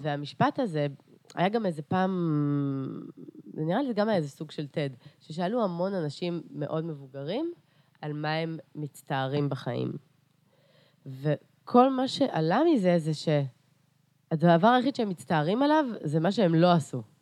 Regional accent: Beersheba, Southern District, Israel; also born or lived in Carpathians, Ukraine / Eilat; אני עליתי לארץ בגיל שש וחצי. אה, ו... אה, וגדלתי בבאר שבע

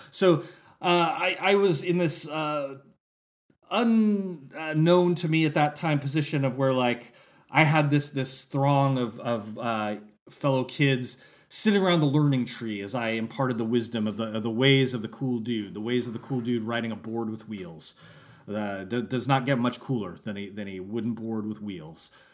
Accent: Santa Rosa, California, United States; I had gone to a school in Santa Rosa, California for fourth and fifth grade, and then we moved, and I was going to a new school for sixth grade

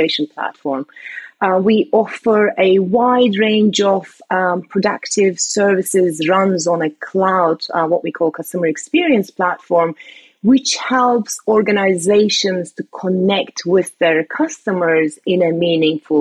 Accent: Istanbul, Turkey; now in United Kingdom; I was born and raised in Istanbul, Turkey, but I've been living in the UK for long enough that I call UK home

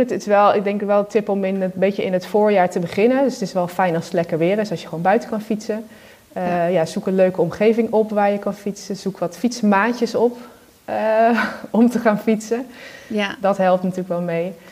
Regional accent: Netherlands; Ja, Nederland, en we zijn Nederlander

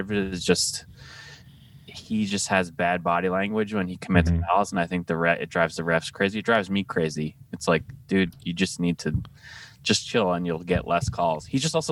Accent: Long Island, New York, United States; I'm from New York. I'm from Long Island.

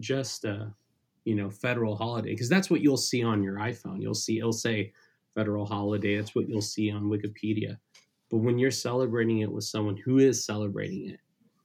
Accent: Southern California, United States; first language Spanish; English is a second language; I grew up with in Southern California

